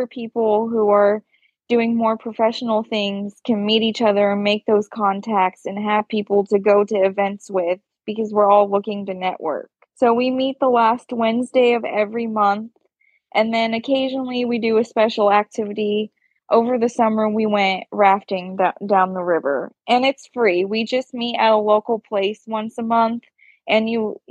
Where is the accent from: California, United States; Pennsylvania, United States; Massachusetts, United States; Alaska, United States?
California, United States; Oakdale; born or raised there